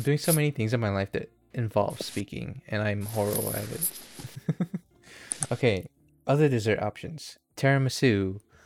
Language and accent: English; United States; I'm an American